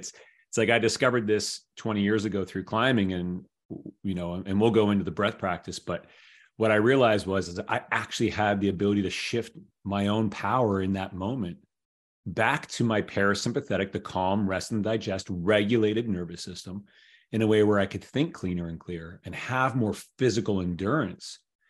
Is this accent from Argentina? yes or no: no; Toronto, Ontario, Canada; living in the city center that I grew up in Toronto.